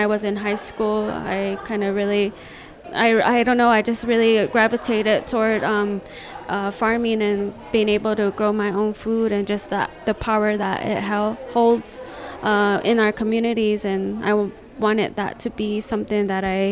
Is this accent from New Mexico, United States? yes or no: yes; Zuni, New Mexico, United States; I'm from the Pueblo of Zuni